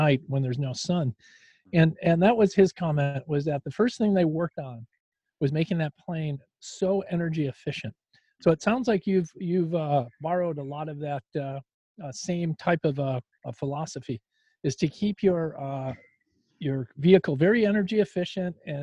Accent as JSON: {"language": "English", "region": "Midwest", "country": "United States", "said": "we're from the Midwest"}